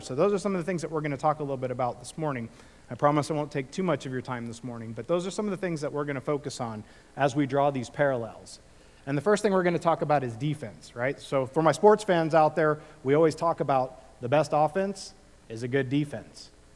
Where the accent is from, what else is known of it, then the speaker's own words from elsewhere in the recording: Illinois, United States; now in California, United States; when I grew up in the Midwest